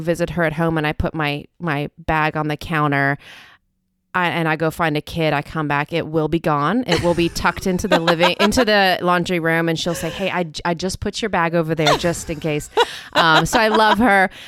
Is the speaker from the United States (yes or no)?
no; South Africa; moved away; I grew up in South Africa